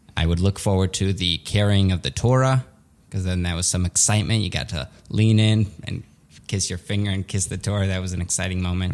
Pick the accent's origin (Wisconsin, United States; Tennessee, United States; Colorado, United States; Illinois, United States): Illinois, United States; Skokie; English is a second language; also born or lived in Soviet Union; I grew up in Skokie, which was a very Jewish neighborhood